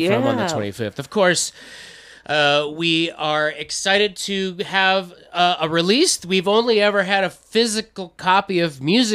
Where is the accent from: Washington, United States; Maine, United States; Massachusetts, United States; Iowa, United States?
Iowa, United States; we're from Iowa